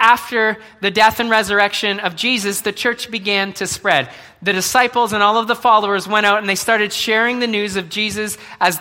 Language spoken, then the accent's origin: English; Brantford, Ontario, Canada; moved away as an adult; now in Mississauga, Canada; I was born in Brantford. I was born to my parents. I grew up. I went to school there